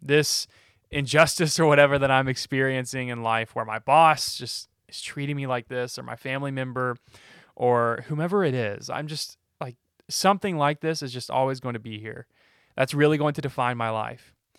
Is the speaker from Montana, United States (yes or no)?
no; Alabama, United States; am I a Christian because I was born in Alabama